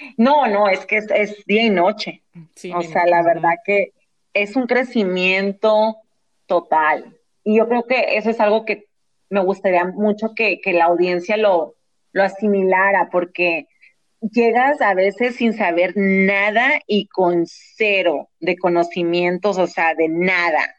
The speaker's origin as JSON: {"language": "Spanish", "country": "Mexico", "also_born_or_lived": "San Diego, United States", "moved": "yes", "lives_now": "Los Angeles, United States", "said": "nunca piensan que soy de México"}